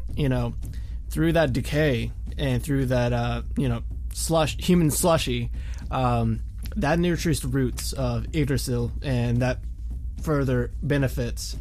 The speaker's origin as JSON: {"language": "English", "region": "the South", "country": "United States", "said": "it's a part of being Southern. I do it too."}